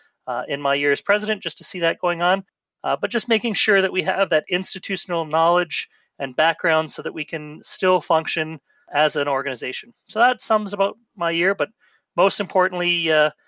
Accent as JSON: {"language": "English", "town": "St. Catharines", "region": "Ontario", "country": "Canada", "tie": "born or raised there", "said": "my hometown of in St. Catharines, Niagara Falls"}